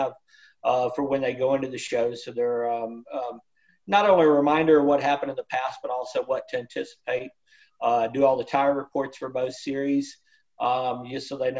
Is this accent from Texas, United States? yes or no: yes; Texas, United States; moved away as an adult; I was born in Texas